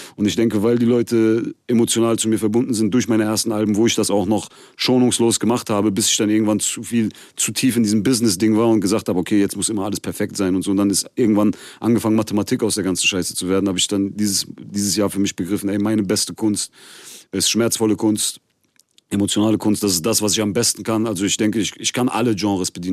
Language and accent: German; Germany; ich bin hier geboren und aufgewachsen. Ich fühle mich durch und durch äh, wie ein Deutscher